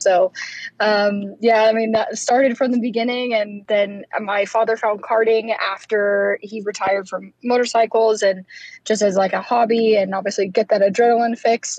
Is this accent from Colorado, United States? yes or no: yes; Colorado, United States; when we were growing up in Colorado